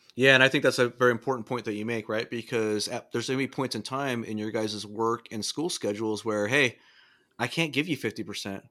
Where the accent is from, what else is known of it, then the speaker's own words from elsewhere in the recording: Southern California, United States; I grew up in Southern California